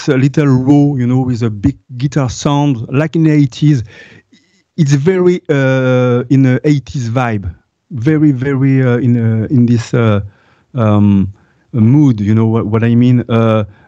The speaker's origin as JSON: {"language": "English", "country": "France", "second_language": "English", "said": "I'm French. I have to work on my, I have to improve my English"}